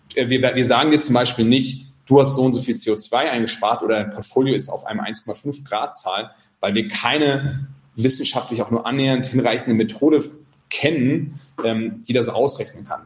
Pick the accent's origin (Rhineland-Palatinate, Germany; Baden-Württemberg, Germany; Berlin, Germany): Rhineland-Palatinate, Germany; Mainz; also born or lived in Santiago, Chile; now in Zurich, Switzerland; ich bin ja aus Mainz